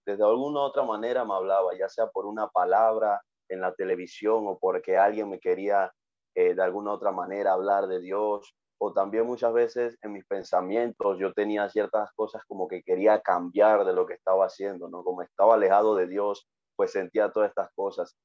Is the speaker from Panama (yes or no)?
yes; Panama; tengo 26 años y pues soy de Panamá